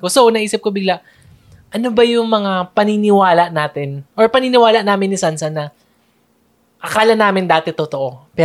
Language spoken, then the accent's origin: Tagalog; Manila, Metro Manila, Philippines; also born or lived in Cavite; dati, taga Manila kami, and now lumipat na sa Cavite.